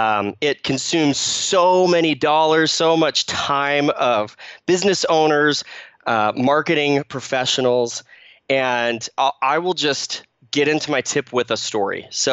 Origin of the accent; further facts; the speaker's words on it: Phoenix, Arizona, United States; moved away as an adult; now in Utah, United States; So I grew up in Phoenix, Arizona. I lived there for about 18 years and then moved up with my family to Utah, where I live now with my wife